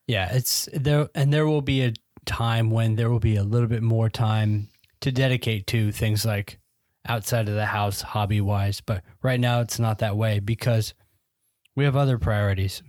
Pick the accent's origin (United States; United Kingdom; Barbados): United Kingdom; I'm British, as you can tell.